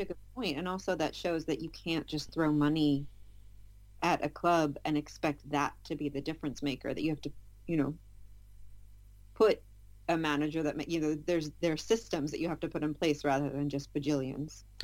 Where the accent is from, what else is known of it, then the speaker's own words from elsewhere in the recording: United States; I'm American